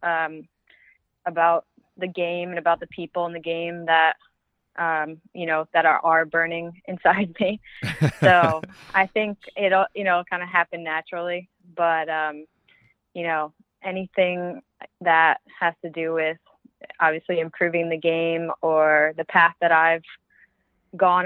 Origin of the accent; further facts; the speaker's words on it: North Haven, Connecticut, United States; I'm from North Haven, Connecticut, and I spent all of my youth playing in the Connecticut